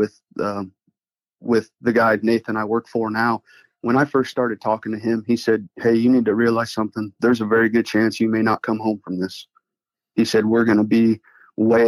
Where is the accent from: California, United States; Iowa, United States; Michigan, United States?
Iowa, United States; I was born and raised here in Iowa